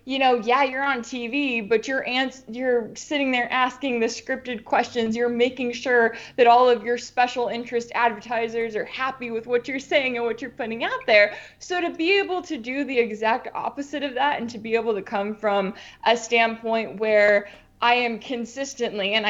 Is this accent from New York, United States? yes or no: no; Dallas-Fort Worth area, Texas, United States; I'm originally from Texas, from the Dallas-Fort Worth area